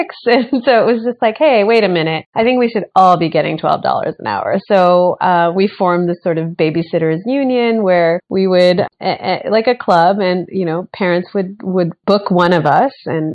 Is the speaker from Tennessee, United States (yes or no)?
no; Bay Area, California, United States; moved away as an adult; also born or lived in Orange County, California / New York; I was born in Orange County, but I grew up in the Bay Area, all over the Bay Area